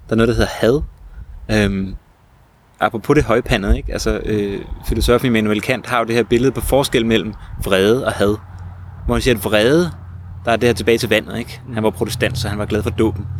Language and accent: Danish; Hellerup, Capital Region of Denmark, Denmark; der, hvor jeg voksede op i, i Hellerup